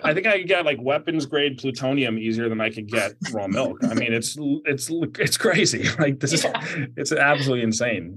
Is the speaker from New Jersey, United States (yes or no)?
yes; New Jersey, United States; New Jersey, my home state